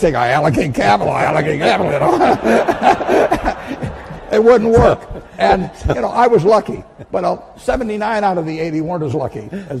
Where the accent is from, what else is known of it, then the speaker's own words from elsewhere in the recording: United States; I was born in the United States in 1930.